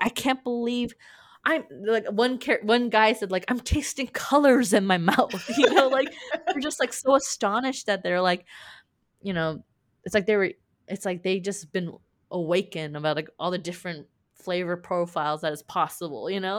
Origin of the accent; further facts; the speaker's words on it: California, United States; I'm from California